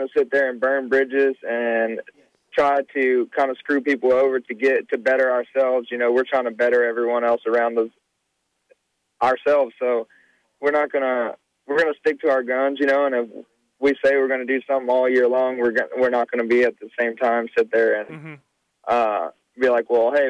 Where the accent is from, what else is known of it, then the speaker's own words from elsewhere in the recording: Texas, United States; I'm from Texas